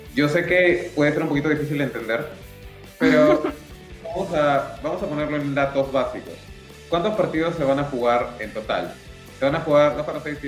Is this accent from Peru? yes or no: yes; Peru; como peruanos